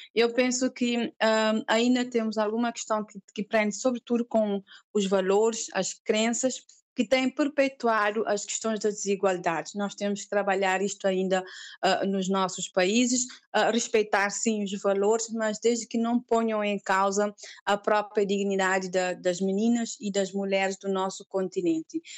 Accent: Cape Verde; sou cabo-verdiana, tenho 39 anos

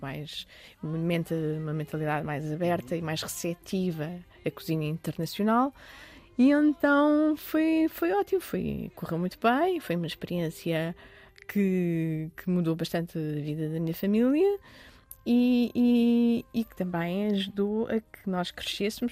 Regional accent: Lisbon, Portugal; also born or lived in Dubai, United Arab Emirates / Oeiras; Eu sempre cresci em Lisboa, o meu meio é Lisboa

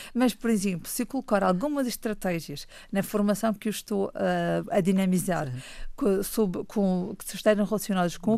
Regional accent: Funchal, Madeira, Portugal; Nasci no Funchal em 1984. Portanto, estou, sou mesmo cá da nossa bela ilha.

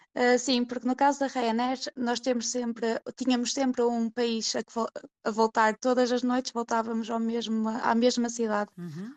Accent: Portugal; moved away as an adult; now in Sweden; enquanto portuguesa

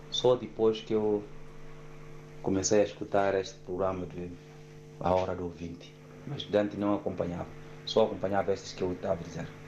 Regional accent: Guinea-Bissau; now in Portugal; Eu sou guineense e estou cá em Portugal

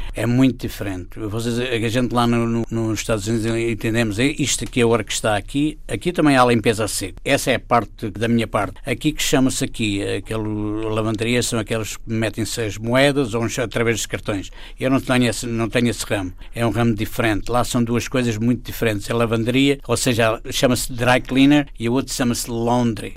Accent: Torres Vedras, Lisbon, Portugal; moved away as an adult; now in Philadelphia, United States; Torres Vedras foi onde eu nasci, claro, tenho sempre no coração aquela terra.

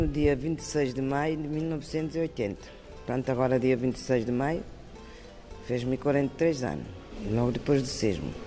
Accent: Cape Verde; moved away as an adult; now in Terceira, Portugal; Faço sempre pratos da minha terra

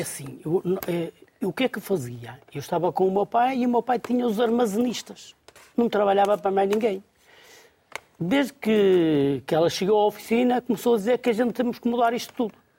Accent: Gondomar, Porto District, Portugal; born or raised there

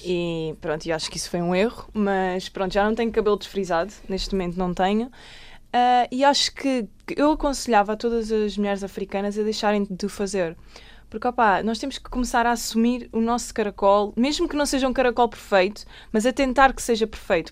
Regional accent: Alentejo, Portugal; also born or lived in Lisbon; eu nasci em Lisboa, em Alcântara, mas aos seis anos fui viver para o Alentejo

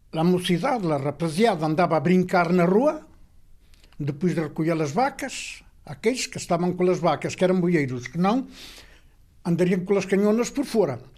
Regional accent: Freixiosa, Bragança District, Portugal; Eh, nascido e criado em Freixiosa de Vila Sada Braciosa, Miranda do Douro.

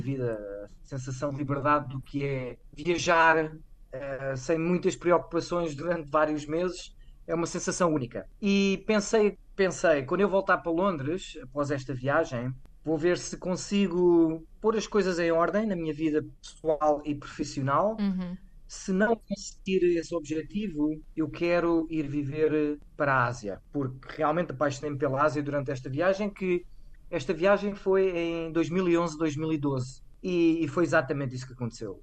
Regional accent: Vila Franca de Xira, Lisbon, Portugal; moved away as an adult; also born or lived in Algarve / London / Netherlands / China; now in Koh Lanta, Thailand; eu sou de Vila Franca de Xira, que é uma cidade pequena

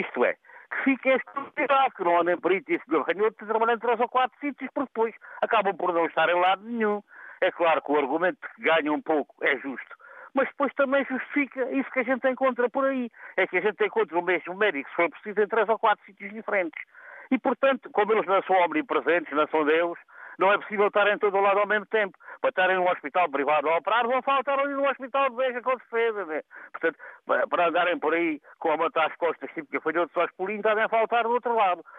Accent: Portugal; also born or lived in Castro Verde; nós ganhamos como portugueses

